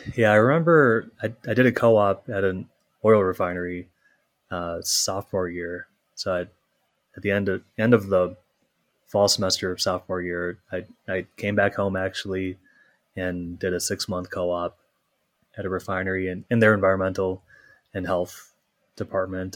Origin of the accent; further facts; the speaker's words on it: Minnesota, United States; also born or lived in Michigan; I grew up in Minnesota, so not, not too far away.